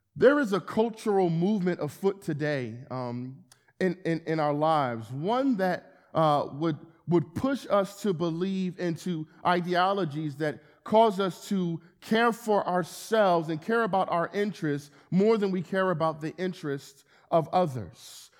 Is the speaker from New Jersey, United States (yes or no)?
yes; Camden, New Jersey, United States; moved away as an adult; also born or lived in Philadelphia; now in Wilmington, United States; I'm born and raised in Camden, New Jersey